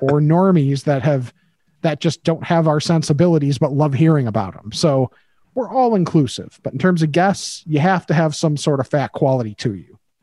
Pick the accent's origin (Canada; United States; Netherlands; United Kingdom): United States; Midwest; growing up in the Midwest